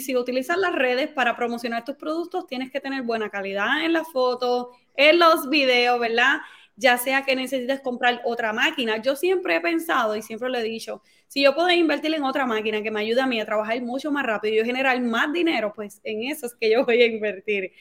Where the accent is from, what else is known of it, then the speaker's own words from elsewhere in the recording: Carolina, Puerto Rico; moved away as an adult; soy de Carolina, Puerto Rico. Nacida y criada en Carolina.